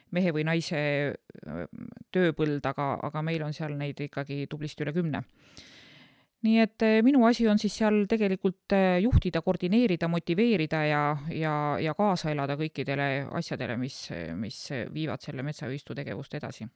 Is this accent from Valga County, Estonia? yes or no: no; Lääne-Viru County, Estonia; moved away as an adult; now in Saarde Parish, Estonia; mina käisin koolis Lääne-Virumaal